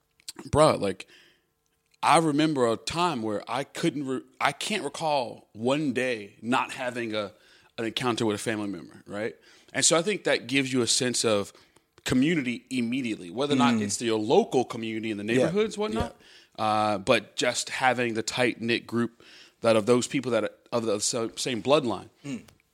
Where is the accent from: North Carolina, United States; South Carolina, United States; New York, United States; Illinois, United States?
Illinois, United States; Chicago; moved away; Yep, born and raised.